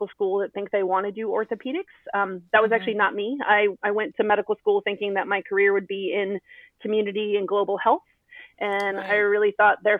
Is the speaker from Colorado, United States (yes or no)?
yes; Colorado, United States; moved away as an adult; also born or lived in Providence, Rhode Island / San Diego, California; I moved to Colorado when I was one, and I grew up in Colorado.